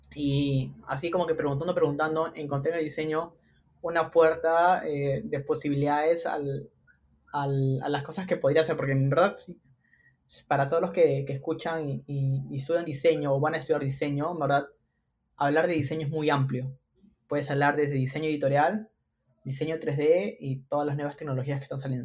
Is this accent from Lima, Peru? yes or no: yes; Lima, Peru; soy limeño de nacimiento